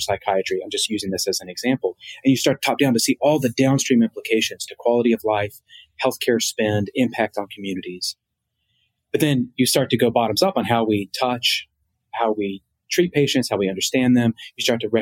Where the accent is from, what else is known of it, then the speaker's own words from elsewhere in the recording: Martinsville, Virginia, United States; I'm from a small town called Martinsville, Virginia.